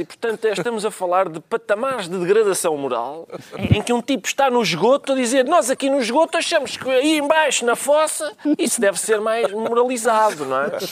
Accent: Alentejo, Portugal; eu sou alentejano

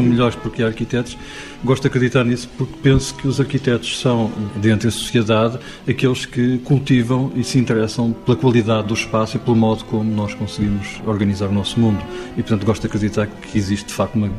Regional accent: Portugal; nós, enquanto portugueses

